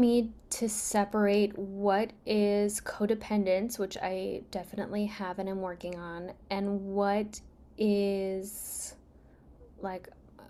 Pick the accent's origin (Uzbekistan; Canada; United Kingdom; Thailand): Uzbekistan; born there; I was born in Uzbekistan, which used to be a part of the Soviet Union.